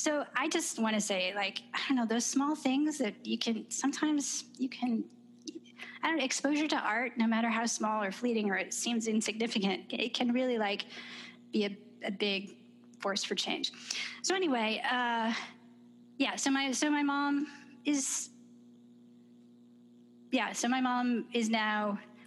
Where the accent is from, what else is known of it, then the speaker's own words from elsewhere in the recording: Detroit, Michigan, United States; moved away as an adult; also born or lived in New York City / Lincoln Park, Michigan; now in Charlottesville, United States; I grew up in Detroit in Michigan